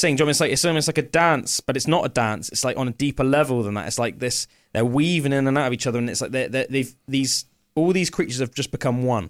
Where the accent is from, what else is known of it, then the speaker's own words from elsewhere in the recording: England, United Kingdom; as an Englishman